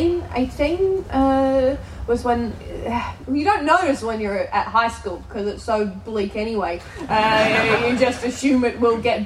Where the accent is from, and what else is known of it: Australia; accent: Australian